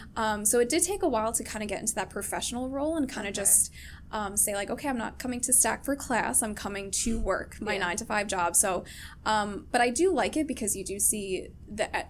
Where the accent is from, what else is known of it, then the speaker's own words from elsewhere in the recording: New York City, New York, United States; I'm from Queens